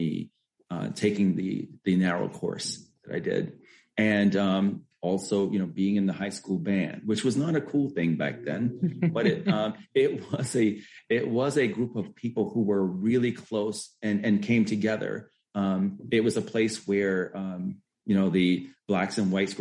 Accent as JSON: {"language": "English", "town": "Elizabeth City", "region": "North Carolina", "country": "United States", "tie": "born or raised there", "also_born_or_lived": "Massachusetts", "moved": "as an adult", "said": "grew up in Elizabeth City, North Carolina"}